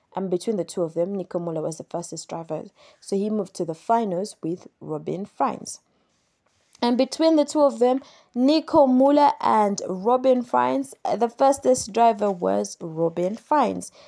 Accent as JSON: {"language": "English", "country": "Uganda", "tie": "born or raised there"}